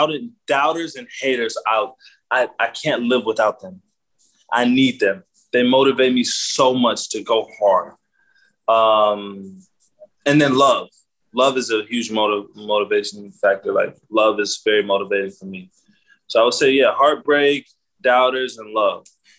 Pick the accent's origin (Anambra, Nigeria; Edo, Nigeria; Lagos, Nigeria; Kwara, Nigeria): Kwara, Nigeria; also born or lived in United States; I was born in America, but I go back to Nigeria. Like, I schooled in Nigeria. I schooled in Kwara State, a cold village, deep in the roots.